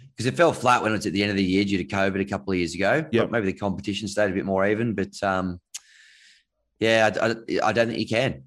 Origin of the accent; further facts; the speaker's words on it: Canberra, Australian Capital Territory, Australia; I grew up in Canberra.